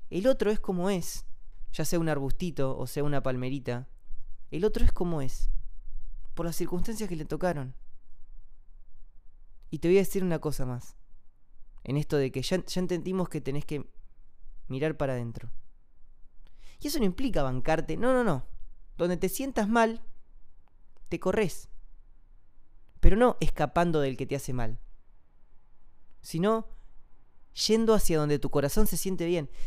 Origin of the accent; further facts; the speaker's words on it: Amazon, Brazil; born there; yo nací acá en Brasil, en el medio de la selva amazónica